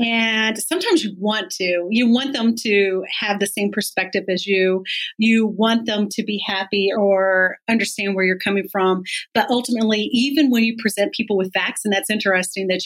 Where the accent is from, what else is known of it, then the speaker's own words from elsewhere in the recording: Missouri, United States; moved away as an adult; also born or lived in Louisiana; now in Michigan, United States; I'm actually from Missouri originally and started my teaching career there